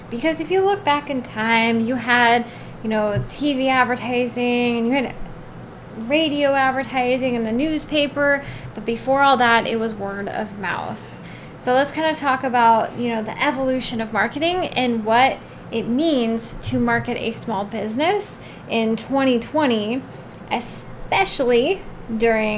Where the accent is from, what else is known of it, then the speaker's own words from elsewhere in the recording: Oregon, United States; I'm from Oregon